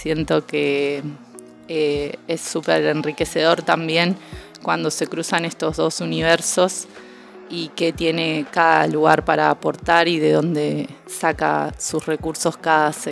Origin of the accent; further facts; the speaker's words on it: Rosario, Santa Fe, Argentina; soy de Argentina, más específicamente de la ciudad de Rosario.